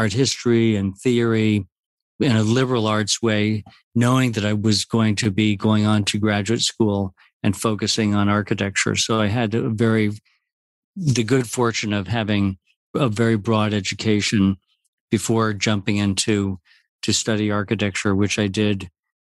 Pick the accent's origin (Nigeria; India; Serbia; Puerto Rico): Puerto Rico; now in New York, United States; growing up in Puerto Rico in a society where that sharing is the most important quality